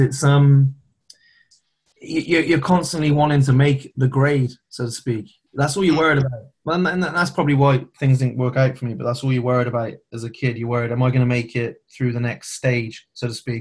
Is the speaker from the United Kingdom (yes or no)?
yes; Herefordshire, West Midlands, United Kingdom; I was born in Herefordshire.